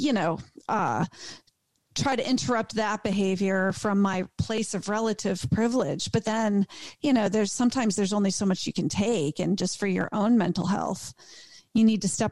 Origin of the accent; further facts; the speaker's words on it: East Coast, United States; moved away; I'm from the East Coast